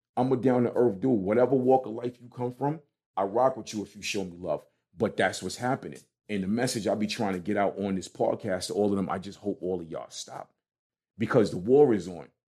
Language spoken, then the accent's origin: English; New York City, New York, United States; moved away as an adult; also born or lived in East Orange, New Jersey; me growing up in Brooklyn